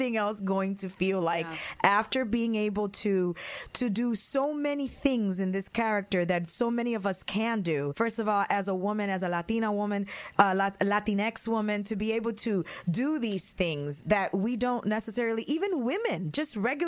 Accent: Chicago, Illinois, United States; also born or lived in New York; now in Los Angeles, United States; I'm from Chicago. I'm from Chicago. I lived in New York. Now I live in Los Angeles.

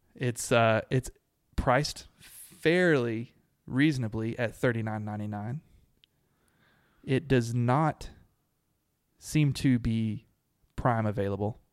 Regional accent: Abilene, Texas, United States; I grew up in Abilene

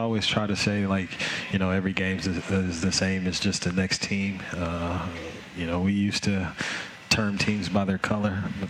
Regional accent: Memphis, Tennessee, United States; Memphis, Tennessee.

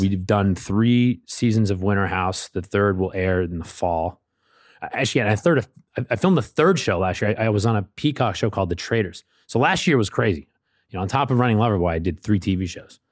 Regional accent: New Hampshire, United States; I'm from New Hampshire

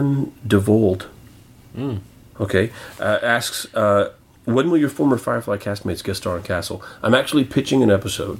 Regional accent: Canada; Because I'm Canadian.

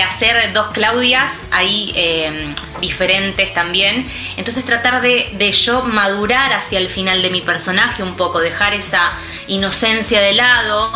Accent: Argentina; lo que somos los argentinos

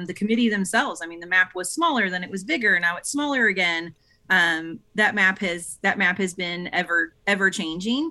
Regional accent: St. Louis, Missouri, United States; now in East Cobb, United States; I'm, I'm from, I hail from Saint Louis, Missouri originally

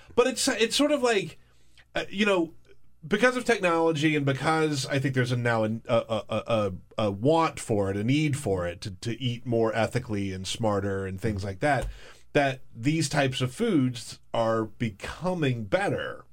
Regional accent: the South, United States; I come from the South

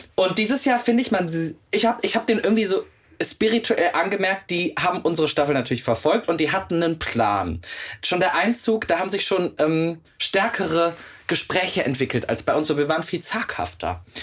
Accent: Meerbusch, North Rhine-Westphalia, Germany; now in Cologne, Germany; bin ja zugezogener Kölner und das auch mit Leib und Seele und würde mich auch als Herzkölner beschreiben. Ich komme ja aber gebürtig aus Meerbusch. Das ist quasi Düsseldorf.

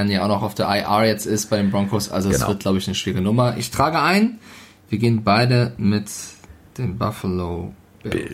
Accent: Switzerland; Ich bin Schweizer, ich kann Schweizerdeutsch ohne Ende.

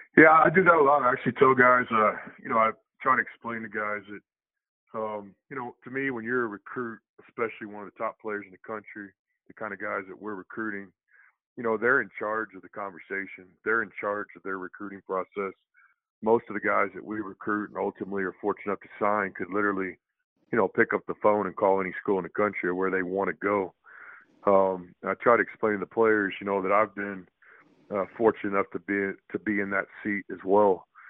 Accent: Texas, United States; I'm from the state of Texas. I grew up in Texas and played basketball in Texas

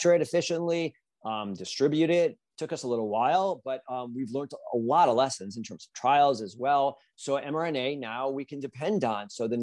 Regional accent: United States; there's a lot to be proud of as an American

